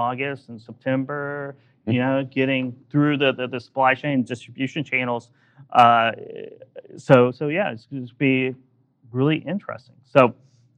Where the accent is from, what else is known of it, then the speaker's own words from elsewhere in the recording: Oklahoma, United States; I'm from Oklahoma